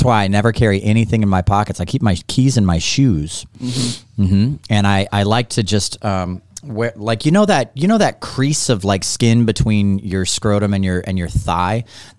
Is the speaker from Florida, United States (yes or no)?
no; St. Louis, Missouri, United States; And luckily for me, I'm from St. Louis.